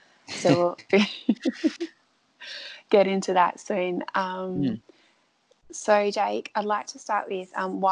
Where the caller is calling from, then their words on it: Dunsborough, Western Australia, Australia; I'm calling in from Dunsborough